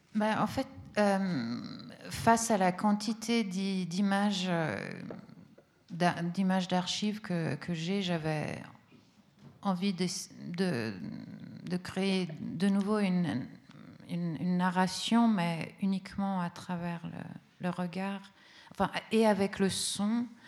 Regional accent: Italy; first language Italian; French is a second language; moved away; l'italien, c'est ma langue euh, d'enfant

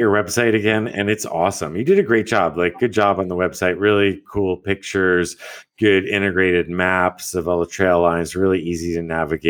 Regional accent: Hawaii, United States; moved away; I'm from Hawaii

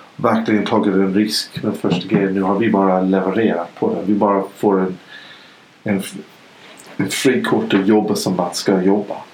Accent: Idaho, United States; Swedish is a second language; now in Sweden; jag är ju född i, i Idaho i USA. Då åt man kött hela tiden

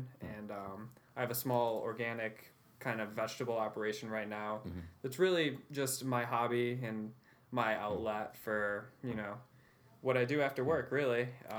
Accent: Westernville, New York, United States; Pretty isolated, really.

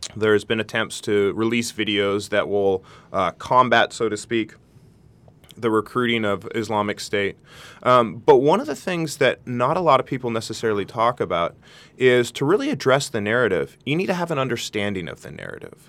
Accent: Santa Barbara, California, United States; my best friend who I grew up with here in Santa Barbara

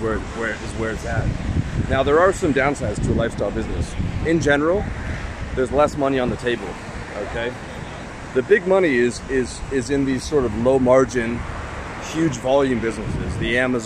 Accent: Canada; also born or lived in Thailand; now in Eastern Europe; I'm from Canada.

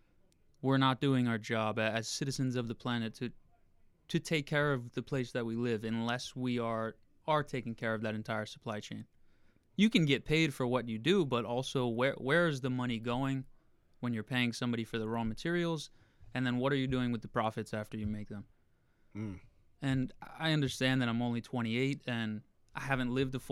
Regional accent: Torrington, Connecticut, United States; now in New York City, United States; I grew up in a town of 30,000 people in Connecticut called Torrington

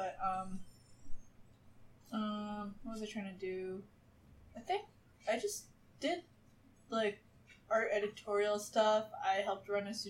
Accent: New York City, New York, United States; moved away as an adult; also born or lived in St. Louis, Missouri; now in Los Angeles, United States; I'm from Brooklyn, New York

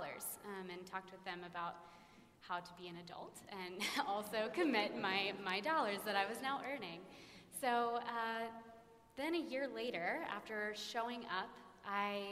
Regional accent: Dallas, Texas, United States; I grew up in Preston Hollow Presbyterian Church

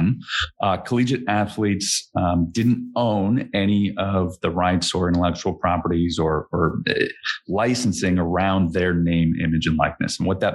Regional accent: Chicago, Illinois, United States; So I grew up in the Chicagoland area.

